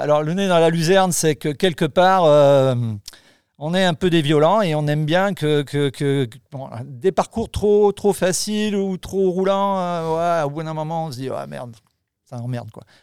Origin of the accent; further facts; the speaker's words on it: Lozère, Occitania, France; je suis de la Lozère